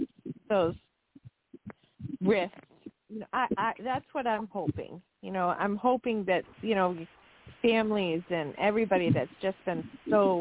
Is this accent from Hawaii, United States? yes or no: no; Massachusetts, United States; moved away as an adult; now in Florida, United States; I'm from Massachusetts